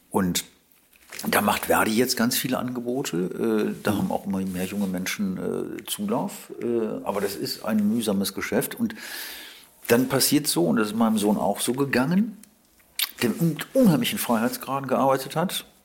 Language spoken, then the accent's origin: German; Wuppertal, North Rhine-Westphalia, Germany; Und er wollte in einer Agentur arbeiten in meiner Heimatstadt Wuppertal, ist ein Kleinod von Agenturen.